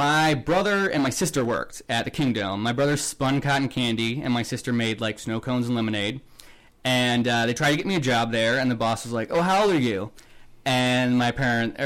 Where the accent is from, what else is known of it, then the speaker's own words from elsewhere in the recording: Omaha, Nebraska, United States; moved away; also born or lived in Seattle, Washington; I grew up in Omaha, Nebraska